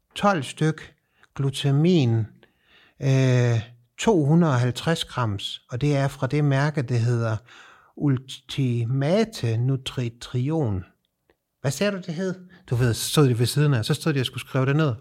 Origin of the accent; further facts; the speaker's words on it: Denmark; moved away as an adult; now in Sweden; Jeg er dansker